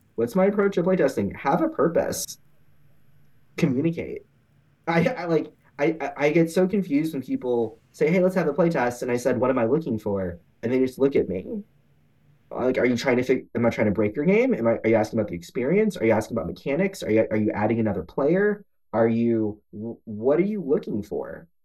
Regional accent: Houston, Texas, United States; also born or lived in Omaha, Nebraska; I born and raised in Houston. I went to Omaha for college. Let's stay there for ten years and then moved back

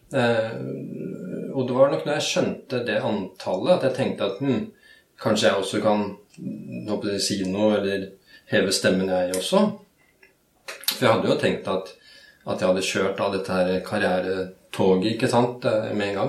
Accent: Norway; jeg vokste opp på, på Rykken, som den gangen var et ganske kaotisk

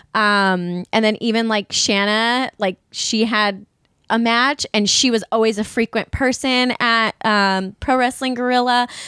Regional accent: California, United States; I'm from California where it's seventy degrees and it's cold

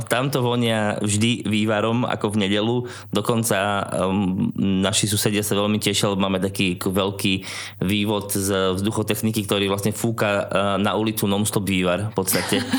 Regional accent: Poprad, Prešov Region, Slovakia; moved away as an adult; also born or lived in England; now in Trnava, Slovakia; keďže ja som pôvodom z Popradu, tak som šiel domov do Popradu

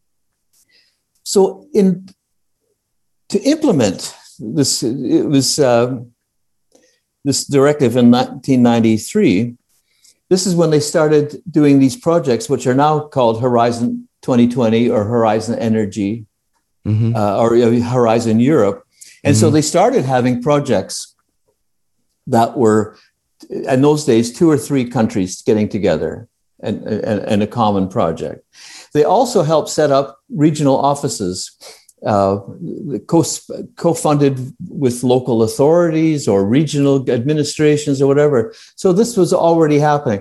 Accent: Canada; moved away; I was Canadian

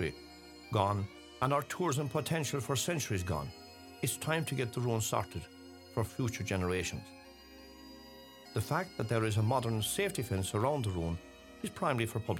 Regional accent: Ballybunion, County Kerry, Ireland; my hometown of Ballybunion, North Kerry, Ireland

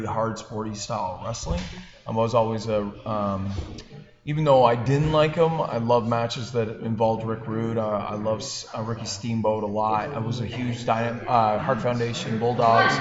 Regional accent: New Brunswick, Canada; I grew up in New Brunswick in a small little village I grew up on a farm kind of setting.

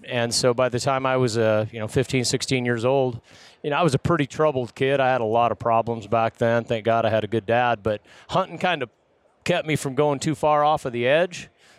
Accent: southeast Idaho, United States; Yeah, I grew up in southeast Idaho. I was born in 69

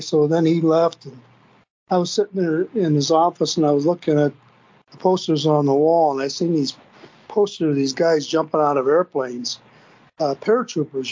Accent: Bemidji, Minnesota, United States; also born or lived in St. Paul, Minnesota; I was living in Bemidji, Minnesota, Minnesota, up in northern Minnesota

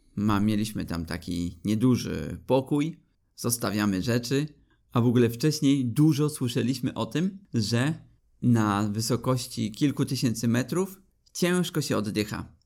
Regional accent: Poland; jesteśmy trzema niedźwiedziami z Polski

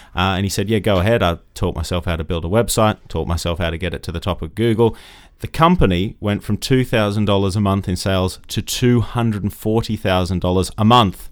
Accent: Australia; moved away; grew up in Australia, as you can probably tell from my accent

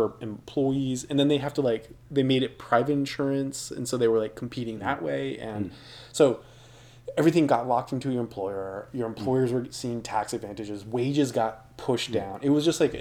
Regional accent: United States; as an American

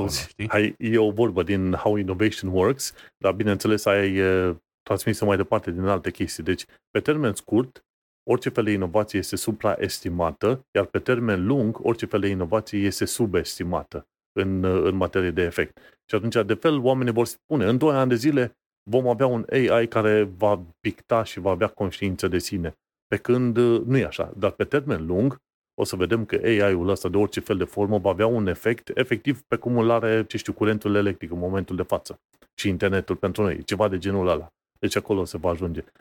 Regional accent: Romania; noi ca români, care am trecut și prin perioada aia comunistă

